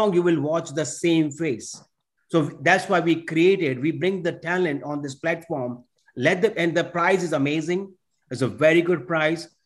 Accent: India; now in New York, United States; I was born and raised in India. I live in New York for many, many years now. I came in this country in 1994

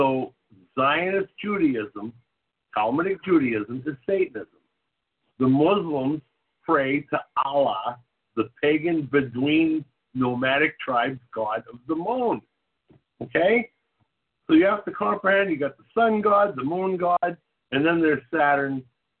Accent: New England, United States; I'm from New England.

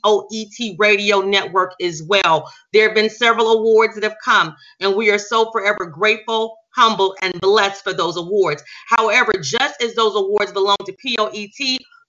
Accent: Huntsville, Alabama, United States; my hometown, the city where I reside in right now, Huntsville, Alabama.

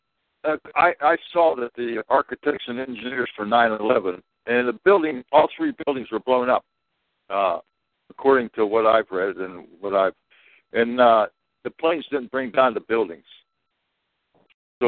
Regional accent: Pittsburgh, Pennsylvania, United States; I'm from Pittsburgh area.

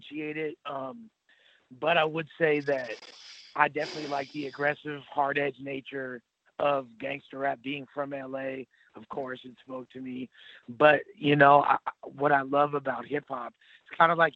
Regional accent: Los Angeles, California, United States; born and raised in Los Angeles

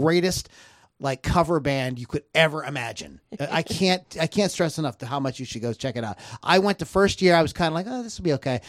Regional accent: Canonsburg, Pennsylvania, United States; I'm from Cannonsburg.

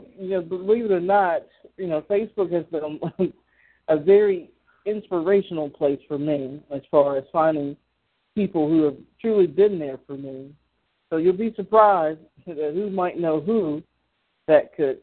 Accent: the South, United States; because I'm from the South.

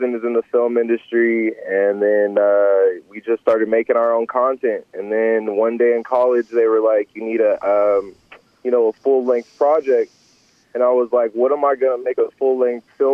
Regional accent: Monrovia, California, United States; my hometown is Monrovia

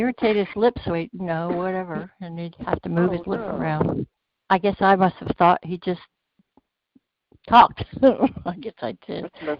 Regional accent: Pennsylvania, United States; also born or lived in Washington State; now in Washington, United States; I'm in Washington State, but I grew up in Pennsylvania.

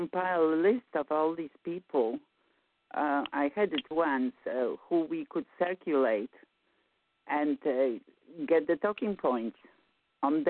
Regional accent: Poland; moved away; I'm from Poland.

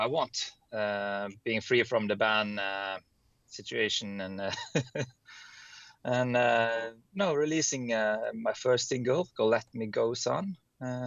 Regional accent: Bergen, Vestland, Norway; I'm Norwegian from Bergen, the West Coast

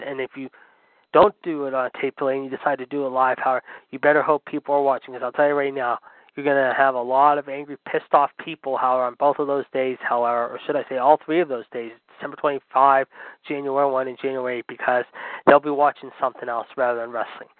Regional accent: Pittsburgh, Pennsylvania, United States; my hometown of Pittsburgh.

